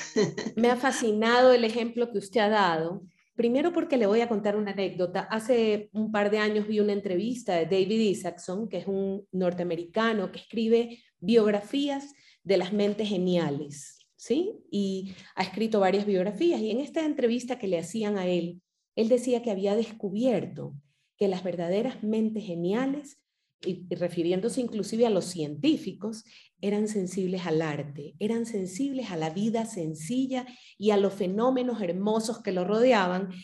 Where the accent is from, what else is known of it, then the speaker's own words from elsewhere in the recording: Ecuador; como ecuatoriana